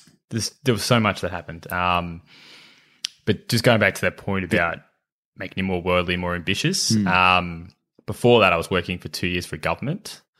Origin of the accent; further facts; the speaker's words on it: Dubbo, New South Wales, Australia; I grew up in country in New South Wales, in Dubbo.